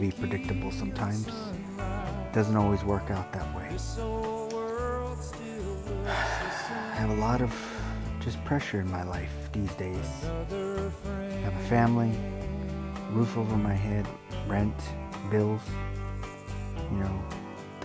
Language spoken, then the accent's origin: English; Los Angeles, California, United States; I grew up in Los Angeles